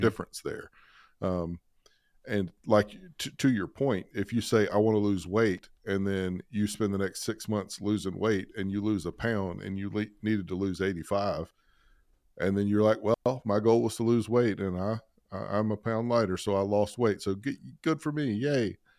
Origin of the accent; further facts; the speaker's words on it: Alabama, United States; I grew up in Alabama